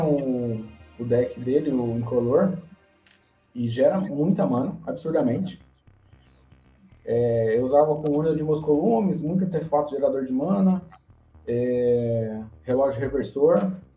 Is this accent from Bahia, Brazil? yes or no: no; São José dos Campos, São Paulo, Brazil; now in Itamonte, Brazil; Eu sou de São José dos Campos e moro no interior de Minas Gerais, aqui em Itamonte, Minas Gerais.